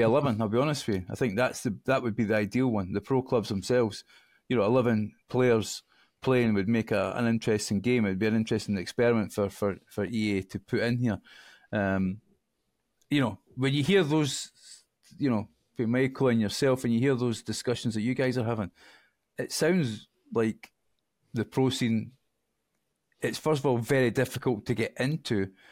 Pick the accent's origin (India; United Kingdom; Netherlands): United Kingdom; Scotland; I'm Scottish